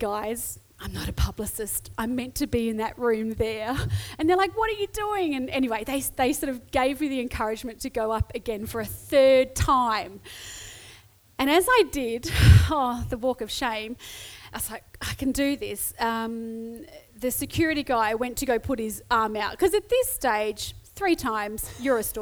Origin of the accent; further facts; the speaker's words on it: Adelaide, South Australia, Australia; I'm Adelaide-based. I'm from Adelaide.